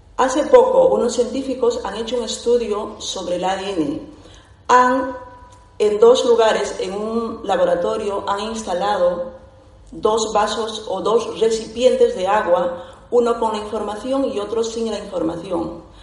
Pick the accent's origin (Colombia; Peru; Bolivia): Peru; Soy de Perú